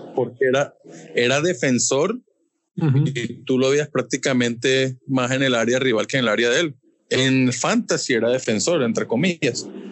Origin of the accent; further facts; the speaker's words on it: Colombia; como colombiano